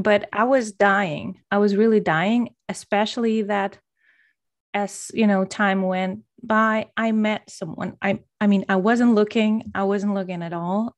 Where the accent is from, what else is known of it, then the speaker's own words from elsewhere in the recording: Poland; moved away as an adult; also born or lived in Denmark; I'm originally from Poland, and right now I'm, I'm living in Poland again, but I've spent majority of my grown-up life in Denmark